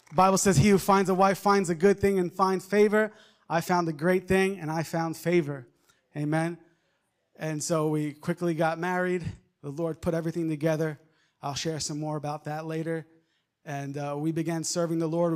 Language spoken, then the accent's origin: English; Long Island, New York, United States; moved away; I, I grew up in Long Island, New York.